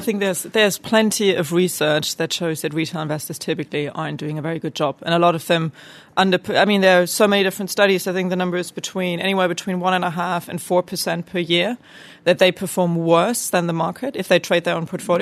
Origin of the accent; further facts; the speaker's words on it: Germany; growing up in Germany